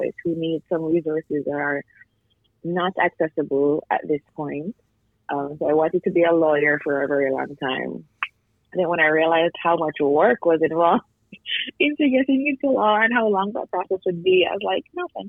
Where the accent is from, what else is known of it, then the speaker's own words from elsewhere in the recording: Jamaica; moved away; also born or lived in Canada; I grew up in Jamaica